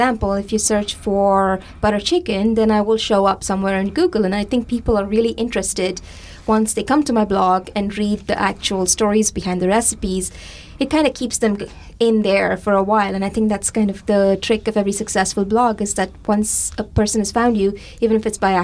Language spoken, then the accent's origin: English; India; moved away; my memories of growing up in India